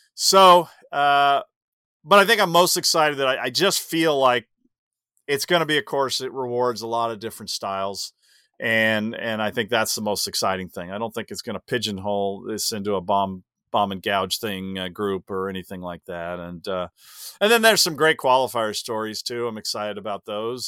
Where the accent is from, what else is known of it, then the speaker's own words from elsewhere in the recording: Los Angeles, California, United States; I will defend my hometown